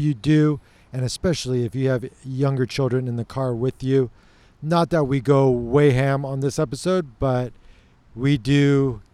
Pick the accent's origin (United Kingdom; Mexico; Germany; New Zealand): United Kingdom; I'm British